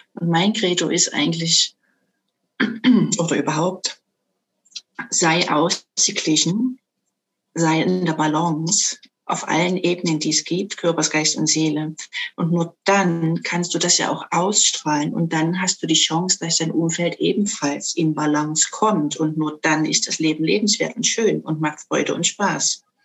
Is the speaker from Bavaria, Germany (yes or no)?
no; Dresden, Saxony, Germany; ich komme aus Dresden, bin also waschechte Sächsin.